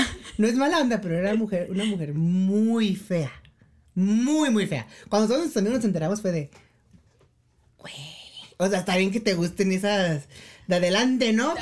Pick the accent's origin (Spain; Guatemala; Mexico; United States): Mexico; moved away as an adult; also born or lived in South Korea; sí somos mexicanos